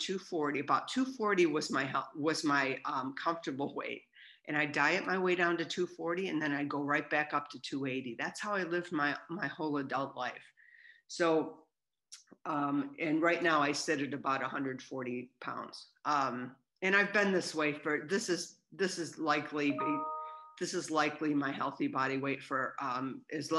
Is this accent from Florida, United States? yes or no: no; Southern California, United States; I'm from Southern California